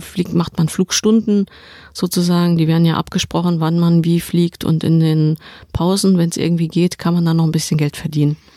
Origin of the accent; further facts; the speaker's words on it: Saarland, Germany; Ich komme aus dem Saarland.